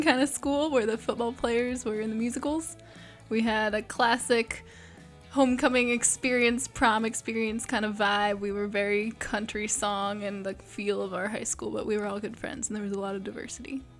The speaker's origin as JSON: {"language": "English", "region": "Ohio", "country": "United States", "moved": "yes", "lives_now": "North Carolina, United States", "said": "I'm from Ohio"}